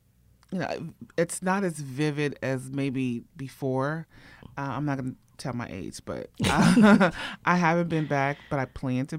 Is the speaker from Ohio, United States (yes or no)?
yes; Ohio, United States; moved away as an adult; also born or lived in Nigeria; now in Atlanta, United States; I was born in Nigeria. Okay. And then I moved to Ohio.